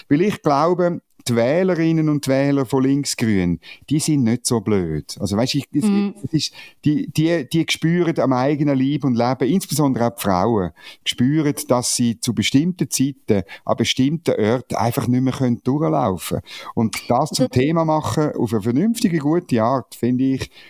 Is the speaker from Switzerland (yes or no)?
yes; Central Switzerland, Switzerland; now in Bern, Switzerland; Ähm, ich komme ursprünglich aus der Innerschweiz.